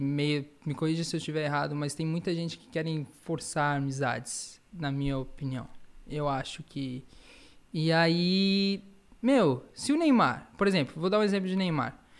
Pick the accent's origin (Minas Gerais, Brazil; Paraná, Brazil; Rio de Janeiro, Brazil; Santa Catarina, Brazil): Santa Catarina, Brazil; Florianópolis; also born or lived in São Paulo; Sou paulista, mas fiquei, né, fui com um ano de idade para Florianópolis, então me consideram um manezinho da ilha